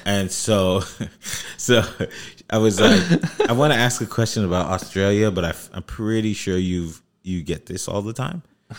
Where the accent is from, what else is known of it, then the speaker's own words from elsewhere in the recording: United States; I'm American, okay?